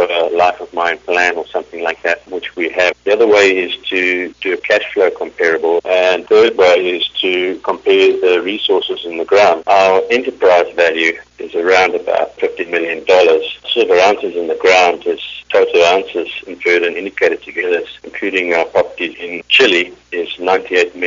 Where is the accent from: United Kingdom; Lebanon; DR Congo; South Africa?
South Africa; moved away; I'm South African originally